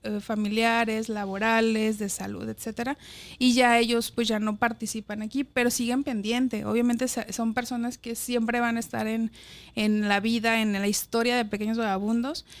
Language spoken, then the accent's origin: Spanish; Guadalajara, Jalisco, Mexico; moved away as an adult; also born or lived in Mexico City; Chiquitita Guadalajara. Allá crecí, Ahí estudié en la universidad